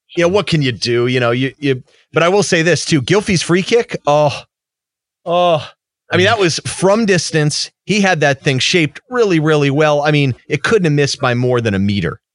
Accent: United States; as an American

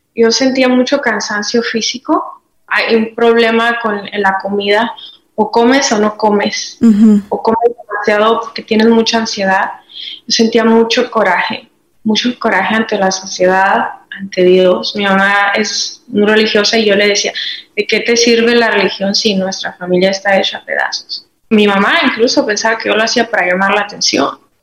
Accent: Madera, Chihuahua, Mexico; Soy originaria de Madera, Chihuahua, México

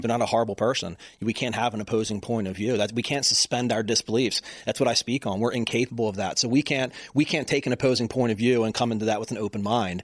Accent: Baltimore, Maryland, United States; I'm from Baltimore

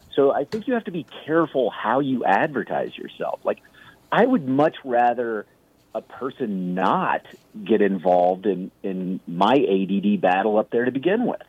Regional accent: Kansas City, Missouri, United States; I grew up in Kansas City, which is where I started doing stand up

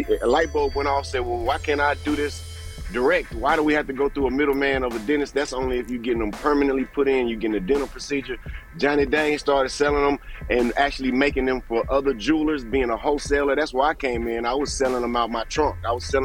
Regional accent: Houston, Texas, United States; We grew up as a Texan. You're just proud of everything Texas

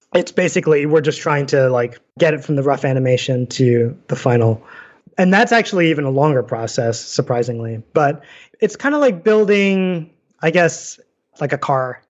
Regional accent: New York City, New York, United States; moved away as an adult; also born or lived in Hawaii; now in Saratoga Springs, United States; I grew up in New York City

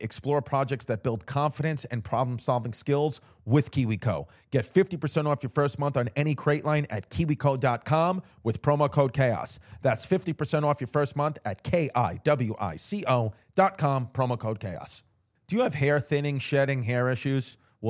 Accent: New York, United States; New York.

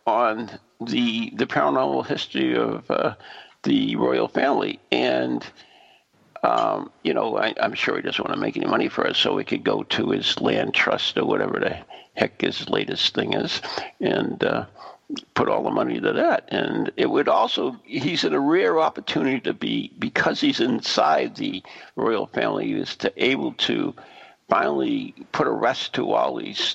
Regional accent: United States; America, we have no indigenous

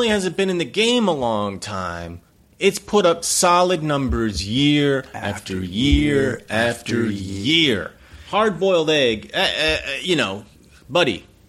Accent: United States; as an American

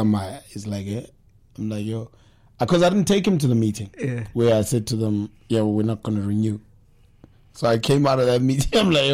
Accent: Johannesburg, Gauteng, South Africa; moved away as an adult; now in KwaZulu-Natal, South Africa; Yeah, we live there. So, because I grew up in Joburg, my Zulu is accommodating to Sotho, Tswana, Shana.

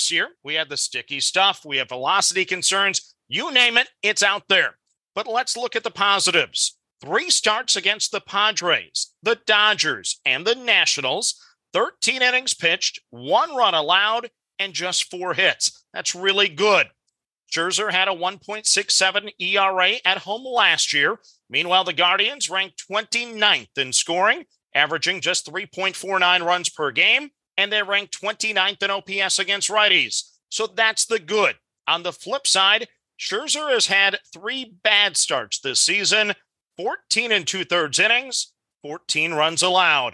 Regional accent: Minnesota, United States; my hometown nine

